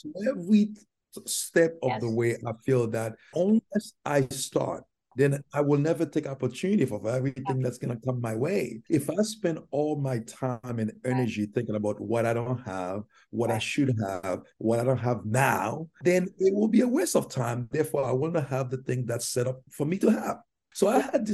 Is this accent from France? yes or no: no; Haiti; English is a second language; moved away as an adult; also born or lived in New York City; now in United States; my tribulation in Haiti, growing up in Haiti